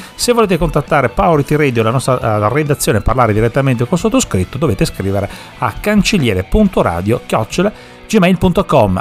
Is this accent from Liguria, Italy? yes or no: no; Sicily, Italy; now in Parma, Italy; dalle nostre parti, intendo dire, giù in Sicilia